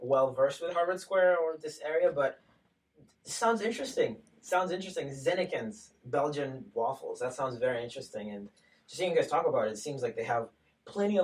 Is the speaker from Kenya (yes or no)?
yes; Kenya; I grew up in Kenya